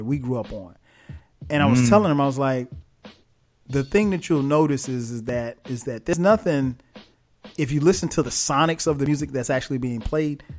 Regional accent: Florence, South Carolina, United States; my hometown, Florence, South Carolina

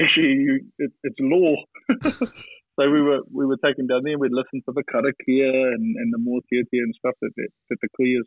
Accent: Manutuke, Gisborne, New Zealand; also born or lived in Tūpāroa; now in Hastings, New Zealand; growing up in Manutiki.

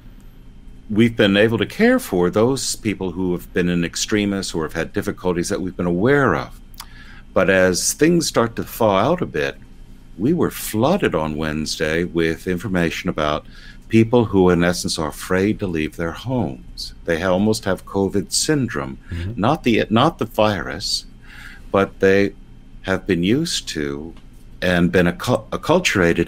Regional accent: United States; I'm an American low church evangelical. I'm not English.

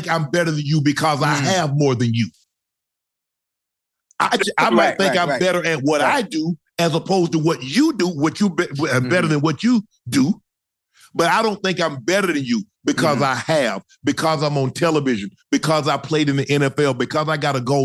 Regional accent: Glennville, Georgia, United States; I grew up in Glenville.

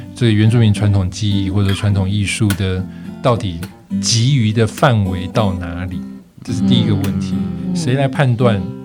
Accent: Taiwan; also born or lived in Germany; 我自己作为一个客家人

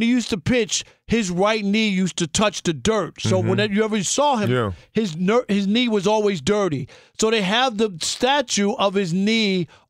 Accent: Queens, New York, United States; I remember growing up in Queens and growing up as a Mets fan

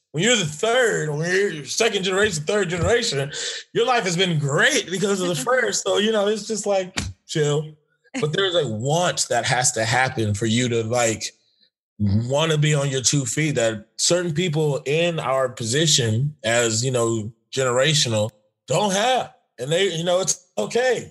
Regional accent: Los Angeles, California, United States; I'm from Los Angeles

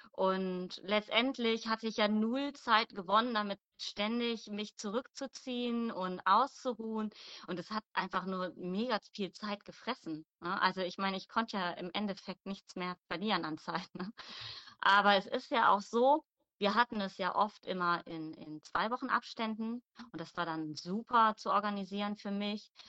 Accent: Mönchengladbach, North Rhine-Westphalia, Germany; ich komme aus Mönchengladbach.

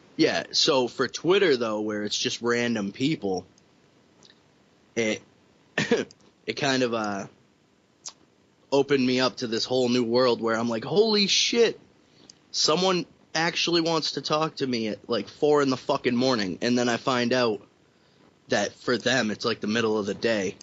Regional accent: Somersworth, New Hampshire, United States; I'm from Somersworth, New Hampshire.

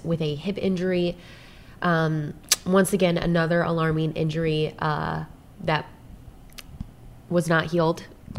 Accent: Detroit, Michigan, United States; I'm literally from Detroit.

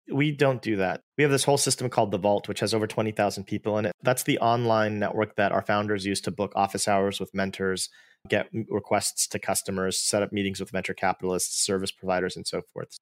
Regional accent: Bay Area, California, United States; I'm an Indian-American. I grew up in the Bay Area

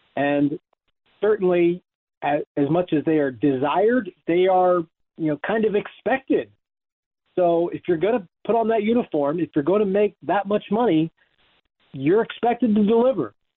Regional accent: Pennsylvania, United States; I grew up in Pennsylvania

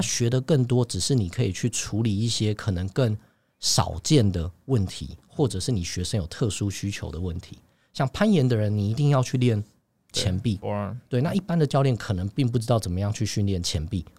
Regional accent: Taiwan; also born or lived in New York; 我们台湾人讲的这些系统跟内容

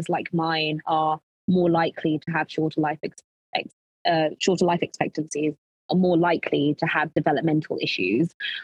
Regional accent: London, United Kingdom; also born or lived in Lincolnshire; growing up, I grew up in North London in Tottenham

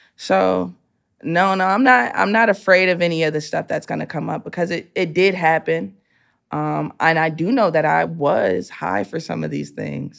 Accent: Chicago, Illinois, United States; I'm a kid from the hood

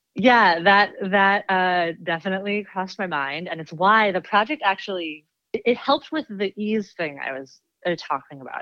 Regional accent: Washington, District of Columbia, United States; now in Los Angeles, United States; I live in L A, and I'm originally from Washington, D C.

